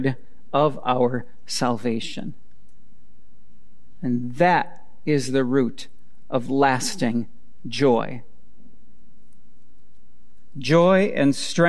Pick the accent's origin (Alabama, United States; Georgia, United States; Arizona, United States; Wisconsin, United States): Wisconsin, United States; I grew up in Wisconsin.